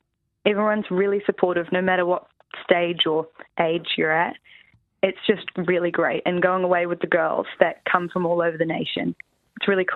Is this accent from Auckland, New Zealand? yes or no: no; Queenstown, Otago, New Zealand; I'm from Queenstown